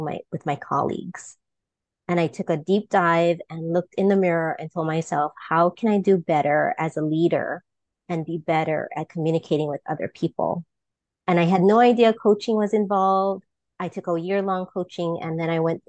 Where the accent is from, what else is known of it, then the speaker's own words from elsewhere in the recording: Kauai, Hawaii, United States; I grew up on the island of Kauai